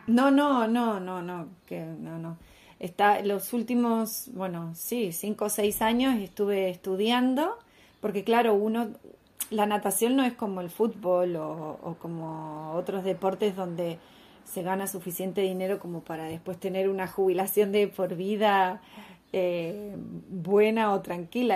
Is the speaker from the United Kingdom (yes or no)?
no; Argentina; en un país como Argentina donde valoramos tanto